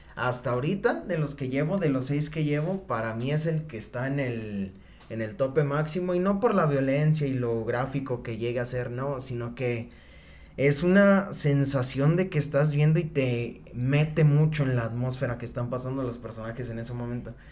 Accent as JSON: {"language": "Spanish", "country": "Mexico", "said": "soy mexicano"}